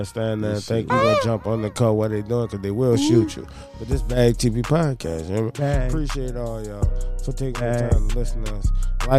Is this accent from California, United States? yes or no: no; New Orleans, Louisiana, United States; I'm from New Orleans.